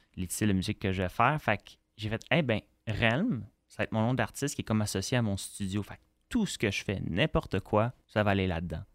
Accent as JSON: {"language": "French", "town": "Montreal", "region": "Quebec", "country": "Canada", "tie": "born or raised there"}